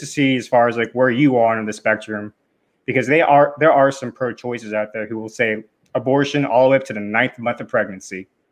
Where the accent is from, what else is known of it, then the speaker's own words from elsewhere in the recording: United States; as an American